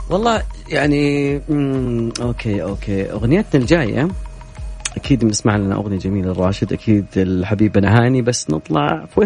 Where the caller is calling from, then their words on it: Medina, Medina Province, Saudi Arabia; والله انا من المدينه رايح على تبوك الشبكه عندي تقطع